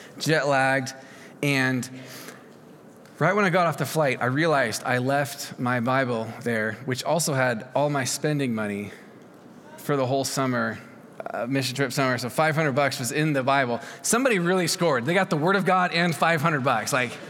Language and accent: English; Oregon, United States; I'm from Oregon